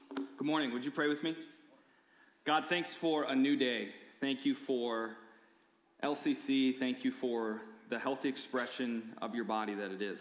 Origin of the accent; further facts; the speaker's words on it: Michigan, United States; I grew up in Michigan